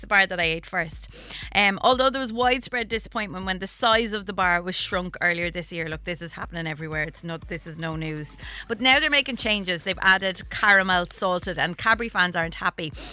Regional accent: Wexford, Leinster, Ireland; I'm from Wexford

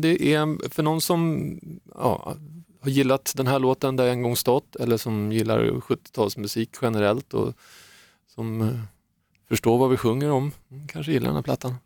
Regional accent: Saltsjöbaden, Stockholm County, Sweden; jag är också uppvuxen i man ska inte kalla det för gettot kanske, det var ett rätt bra getto, men eh, Fisksätra, Saltsjöbaden, där är min bakgrund

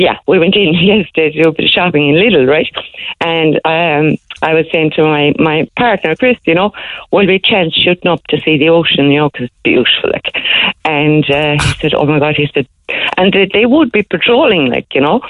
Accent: North Kerry, Munster, Ireland; now in Youghal, Ireland; I'm in North Kerry, a little village called Brusta. That's where I'm from originally.

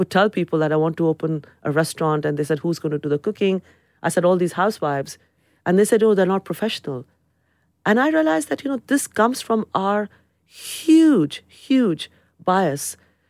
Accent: London, United Kingdom; I'm a Londoner. My identity is to the city. I belong to the city. The city belongs to me. So if it is about countries, then it is India. But there is something about London.

